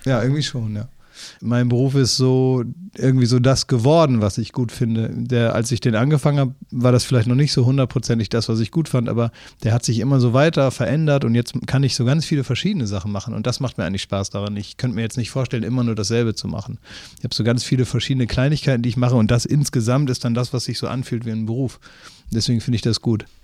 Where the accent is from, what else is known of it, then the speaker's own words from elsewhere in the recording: Oldenburg, Lower Saxony, Germany; moved away; also born or lived in Cologne; aus meiner Heimat, aus Oldenburg, wo ich eigentlich herkomme